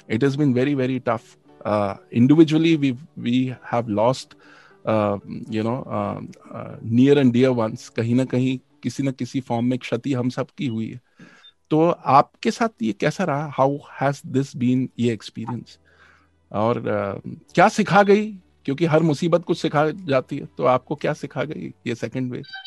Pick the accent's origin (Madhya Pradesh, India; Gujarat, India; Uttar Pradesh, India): Madhya Pradesh, India; Bhopal; मैं भोपाल से हूँ